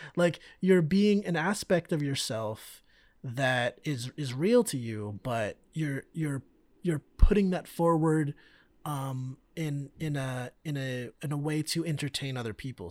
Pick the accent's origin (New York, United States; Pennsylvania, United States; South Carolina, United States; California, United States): California, United States; Bay Area; growing up in the Bay Area